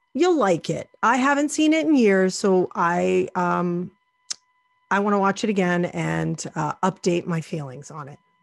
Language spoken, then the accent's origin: English; near Salem, Massachusetts, United States; I grew up near Salem